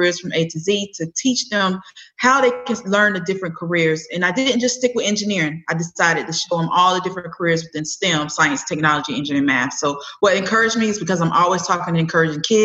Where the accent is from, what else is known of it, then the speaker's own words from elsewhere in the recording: Winston-Salem, North Carolina, United States; also born or lived in Charlotte, North Carolina; I am originally from Winston-Salem, North Carolina.